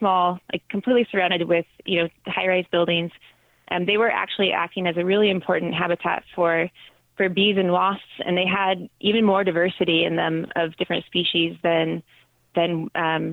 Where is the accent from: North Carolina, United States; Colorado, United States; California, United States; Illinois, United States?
California, United States; Northern; also born or lived in Seattle; I grew up in Northern California in a small farming town.